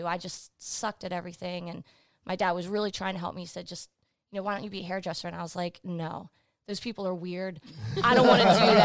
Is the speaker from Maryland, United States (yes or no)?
yes; Laurel, Maryland, United States; I'm from PG County.